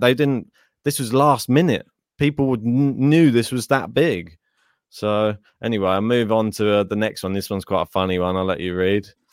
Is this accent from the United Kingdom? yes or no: yes; United Kingdom; we have a very multicultural society